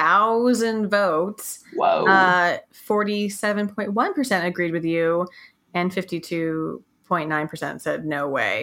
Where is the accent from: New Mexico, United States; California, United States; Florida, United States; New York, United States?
New Mexico, United States; Los Alamos; we grew up in Los Alamos, New Mexico, where they built the atomic bomb.